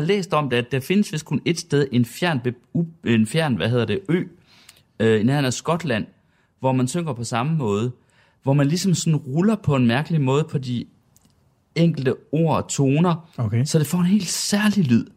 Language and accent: Danish; Sønder Felding, Central Denmark Region, Denmark; Jeg er dog fra Sønderfælling, der ligger ja. cirka 20 km syd for Herning.